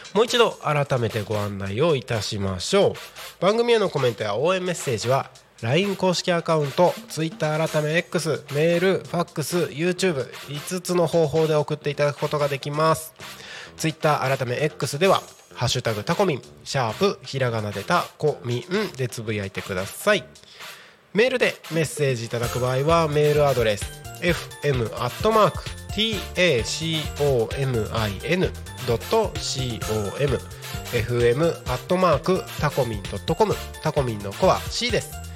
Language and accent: Japanese; Takko, Aomori, Japan; moved away; 僕はですね地元が青森県の田子町